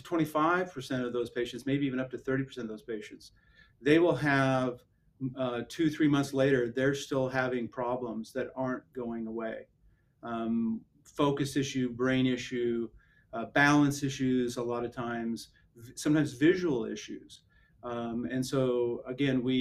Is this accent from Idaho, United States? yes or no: yes; Idaho, United States; moved away as an adult; now in San Antonio, United States; I'm originally from Idaho, grew up and born and raised in Idaho